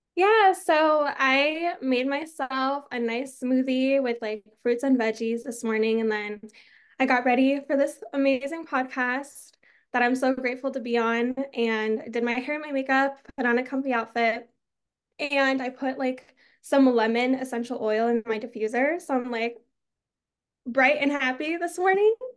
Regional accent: Arizona, United States; I'm from Arizona

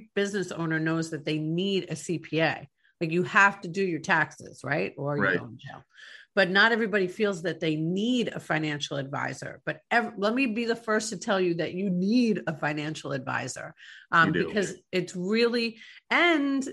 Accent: New York, United States; now in Tampa Bay, United States; growing up in New York

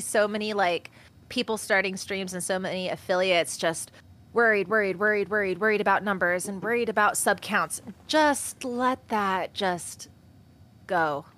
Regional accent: Washington, United States; in my hometown where I'm currently

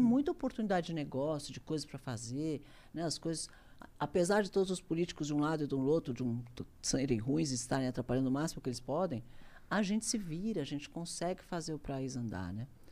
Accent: Brazil; Eu sou brasileiro, adoro o Brasil

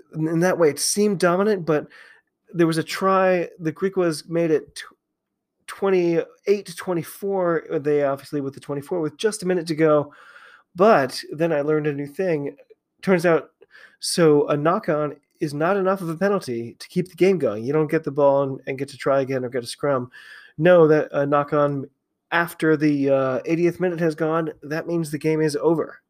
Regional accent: United States; I am an American rugby fan

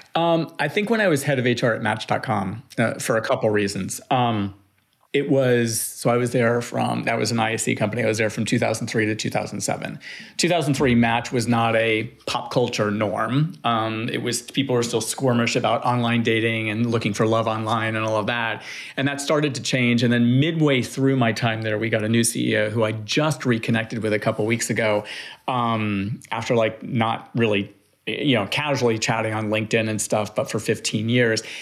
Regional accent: Miami, Florida, United States; I grew up in Miami, Florida

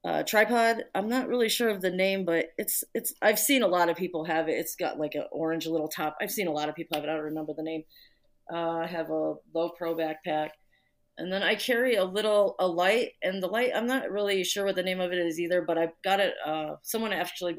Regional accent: Indiana, United States; moved away as an adult; now in Chicago, United States; I grew up in Indiana, but I was born here, and I moved back when I was in my 20s, younger 20s.

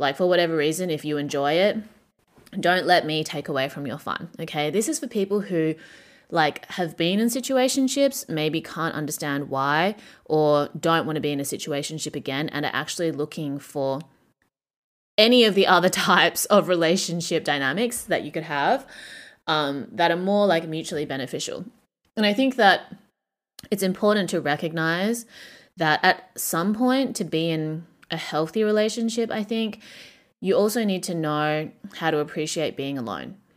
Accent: Perth, Western Australia, Australia; moved away as an adult; now in Shanghai, China; Perth, Australia, my hometown

